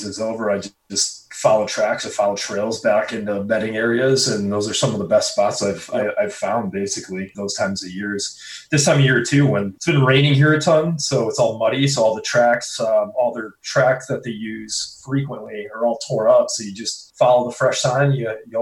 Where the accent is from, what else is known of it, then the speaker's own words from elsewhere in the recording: Brookfield, Wisconsin, United States; I'm from Brookfield, Wisconsin